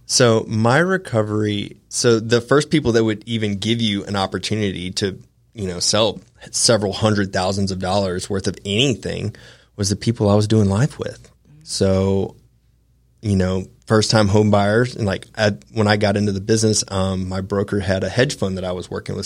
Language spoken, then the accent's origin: English; Augusta, Georgia, United States; also born or lived in Atlanta, Georgia / Big Sky, Montana; I was born and raised in Augusta, Georgia